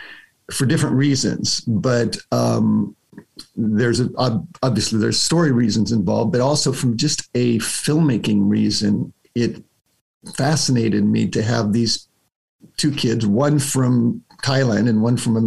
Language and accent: English; United States; as an American